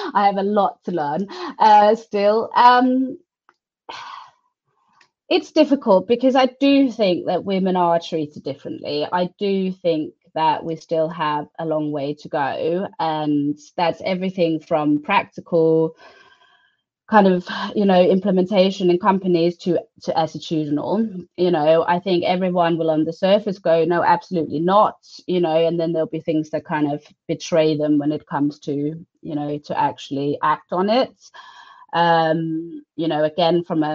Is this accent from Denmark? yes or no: yes; Denmark; I'm from Denmark